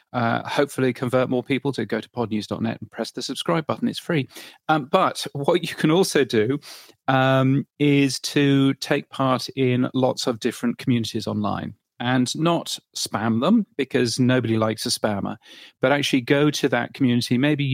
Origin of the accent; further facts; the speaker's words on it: Ireland; You see, I've learned something about my home country there.